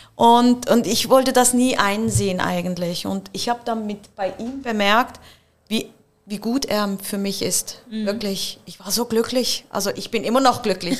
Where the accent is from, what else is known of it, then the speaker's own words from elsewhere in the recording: Muttenz, Basel-Landschaft, Switzerland; ich komme auch aus Basel und ich bin in Basel geboren, also in Muttens, ich bin so eine richtige Muttenserin